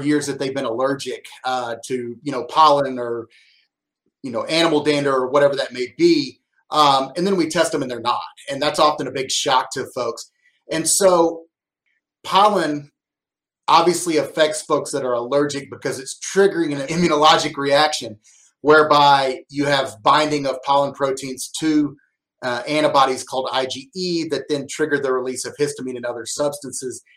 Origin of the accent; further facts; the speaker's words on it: Arkansas, United States; also born or lived in Madison, Wisconsin; I grew up in Arkansas